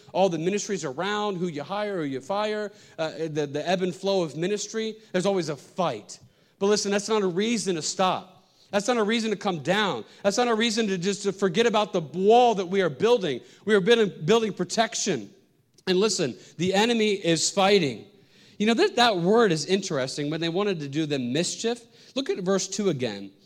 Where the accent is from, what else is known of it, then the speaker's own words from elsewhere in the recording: Pennsylvania, United States; moved away as an adult; now in New York City, United States; I was from Pennsylvania